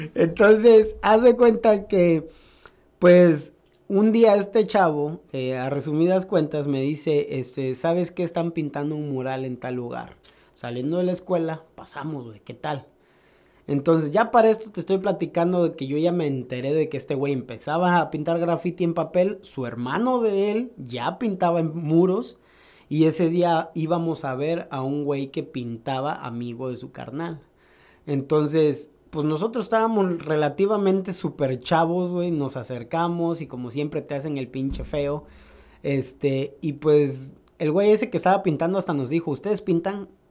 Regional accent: Córdoba, Veracruz, Mexico; Originariamente de Veracruz, de Córdoba, Veracruz, México. Nací el 2 de noviembre de 1988

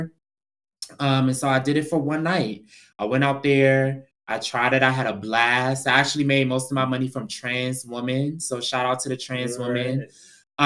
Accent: Prince George's County, Maryland, United States; moved away as an adult; also born or lived in Houston, Texas; where I'm from, which is PG County, Maryland, outskirts of DC

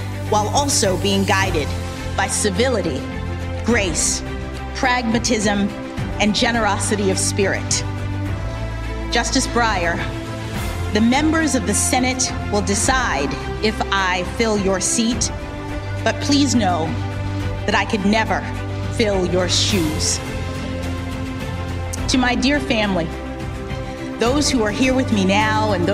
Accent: Miami, Florida, United States; my hometown of Miami, Florida

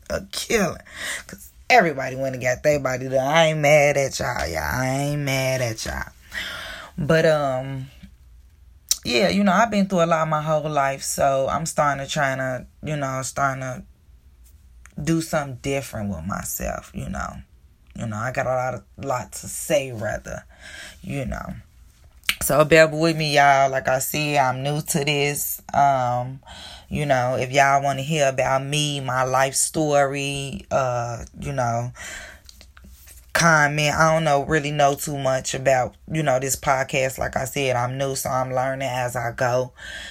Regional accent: Chicago, Illinois, United States; I was born in Chicago, Illinois, born and raised all my life in this terrible, terrible city of mine

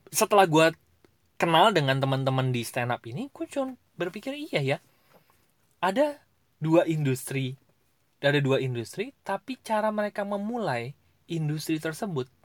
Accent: Cilegon, Banten, Indonesia; karena gue baru deket ke komunitas uh, daerah gue lah ya Cilegon

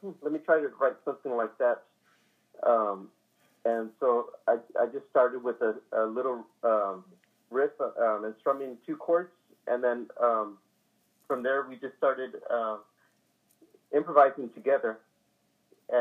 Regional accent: San Antonio, Texas, United States; born and raised in San Antonio.

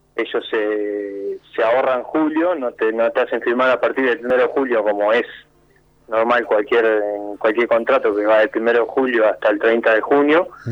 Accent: Montevideo, Uruguay; moved away as an adult; now in Argentina; yo soy de Montevideo

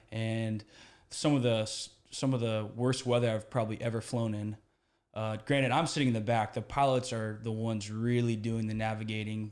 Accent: Houston, Texas, United States; moved away as an adult; I grew up here in Houston

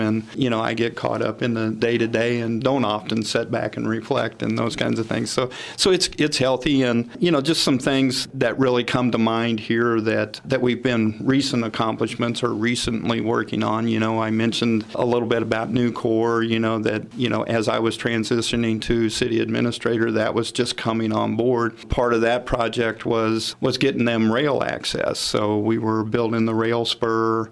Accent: Warrensburg, Missouri, United States; also born or lived in Denver, Colorado; now in Sedalia, United States; I grew up in Warrensburg. I was uh, actually born in Denver, but uh, moved there. My family moved me there when I was six years old.

